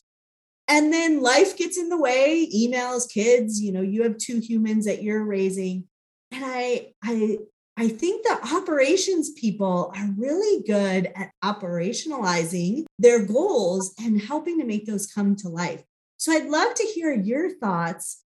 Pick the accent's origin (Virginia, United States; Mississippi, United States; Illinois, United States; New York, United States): Illinois, United States; Chicago; now in Phoenix, United States; I grew up in Chicago